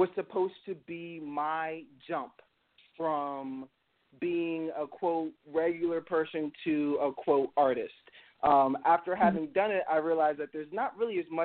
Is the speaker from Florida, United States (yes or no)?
yes; Tampa, Florida, United States; I was born and raised in Tampa, Florida